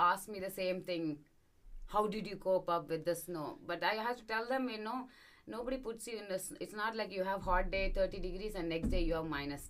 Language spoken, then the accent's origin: English; India; And I used to find, I'm from India, right? So when I'm, the sun is every day.